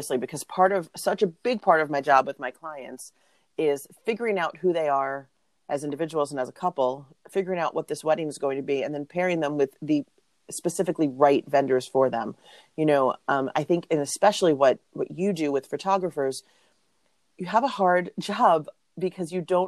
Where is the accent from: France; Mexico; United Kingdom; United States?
United States; New York City, New York; moved away; I'm from New York City originally.